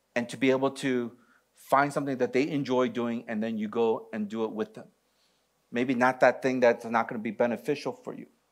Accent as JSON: {"language": "English", "region": "Michigan", "country": "United States", "moved": "yes", "said": "I'm from Michigan."}